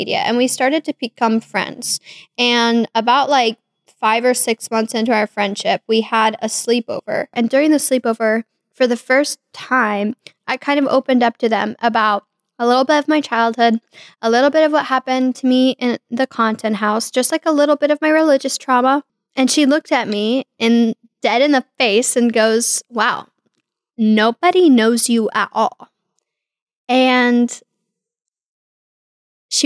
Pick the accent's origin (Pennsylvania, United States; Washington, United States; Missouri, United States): Missouri, United States; Kansas City; I was born in Kansas City, Missouri in 1998